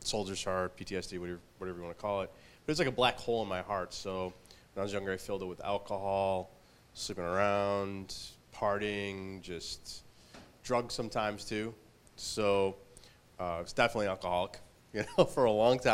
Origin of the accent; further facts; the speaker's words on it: Chicago, Illinois, United States; Well, I grew up in Chicago near Midway Airport.